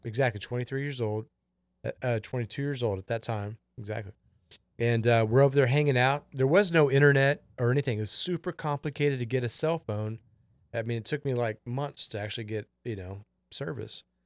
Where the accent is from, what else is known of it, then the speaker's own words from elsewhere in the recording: Houston, Texas, United States; I'm from Houston, Texas